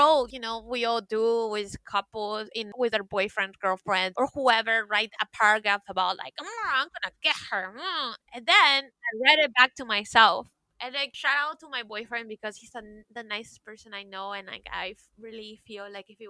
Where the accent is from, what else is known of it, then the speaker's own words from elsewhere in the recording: Florida, United States; I am pretty much a product of Florida education